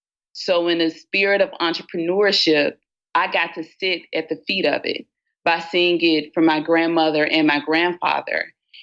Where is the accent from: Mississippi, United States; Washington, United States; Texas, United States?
Mississippi, United States; Batesville; In the big city of Batesville, Mississippi, for all of those who have not traveled there, Batesville, Mississippi sits in North Mississippi, small town, very communal, very village-oriented.